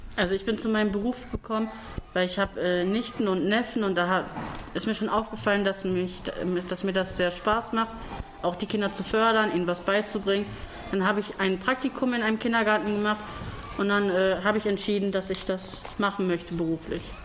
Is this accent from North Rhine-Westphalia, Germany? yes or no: yes; Duisburg, North Rhine-Westphalia, Germany; komme aus Duisburg